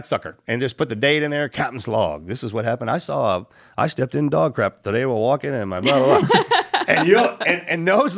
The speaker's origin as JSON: {"language": "English", "region": "Texas", "country": "United States", "tie": "born or raised there", "said": "Raised right in here in Texas, man."}